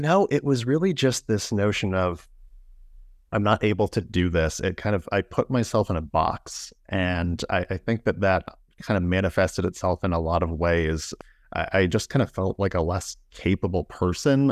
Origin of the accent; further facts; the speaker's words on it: Indiana, United States; I'm from the Midwest here in the United States, from, uh, Indiana